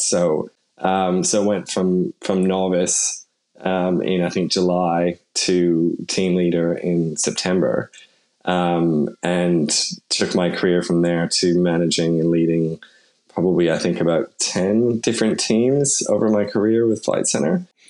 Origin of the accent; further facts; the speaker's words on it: Canada; now in Sydney, Australia; I'm obviously Canadian and grew up there